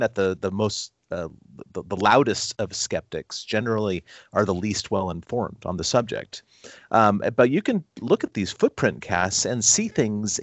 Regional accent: Long Beach, California, United States; I grew up in Long Beach, California

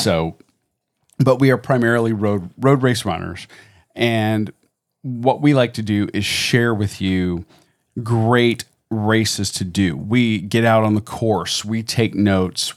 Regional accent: Florida, United States; also born or lived in Georgia; born and raised here in Florida.

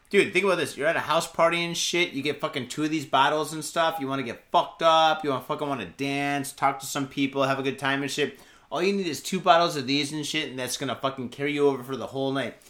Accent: Detroit, Michigan, United States; now in Japan; I'm from Michigan, I'm from Detroit

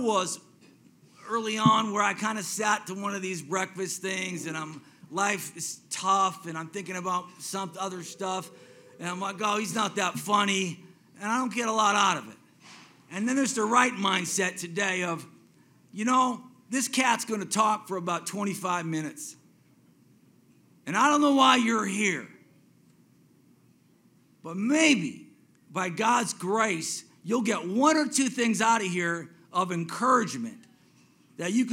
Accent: Silicon Valley, San Francisco Bay Area, California, United States; I grew up in Silicon Valley

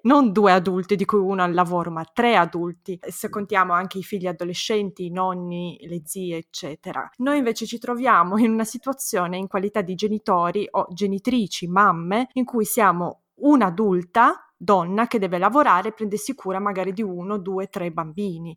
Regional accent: Turin, Piedmont, Italy; now in Austria; io non vivo, non vivo in Italia, sono di Torino anch'io

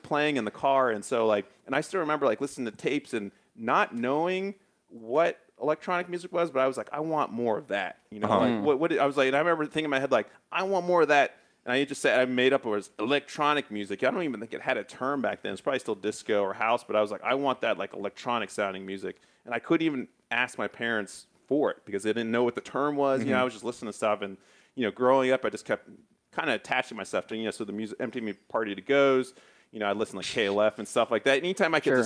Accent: Athens, Ohio, United States; I was born and raised in Athens.

